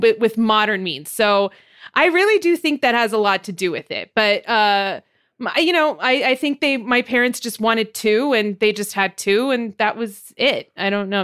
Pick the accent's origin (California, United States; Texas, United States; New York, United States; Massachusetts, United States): California, United States; Montebello; I'm from Montebello